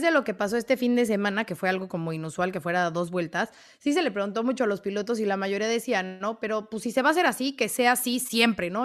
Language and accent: Spanish; Venezuela; now in Buenos Aires, Argentina; soy venezolana, pero vivo en Buenos Aires